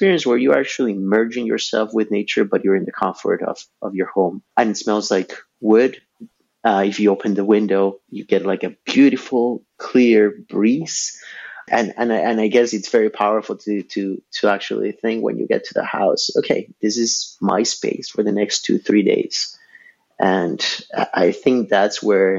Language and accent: English; Ecuador; now in Montreal, Canada; I was born and raised in Ecuador.